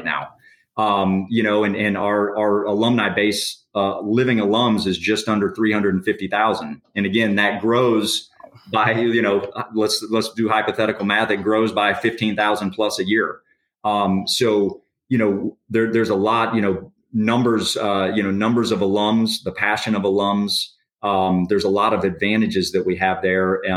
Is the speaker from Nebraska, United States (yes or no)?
no; Orlando, Florida, United States; growing up in Orlando for so many years